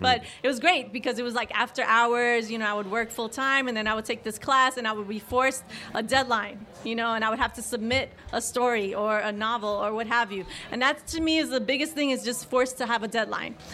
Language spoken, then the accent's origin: English; New York City, New York, United States; I'm from the Bronx I grew up there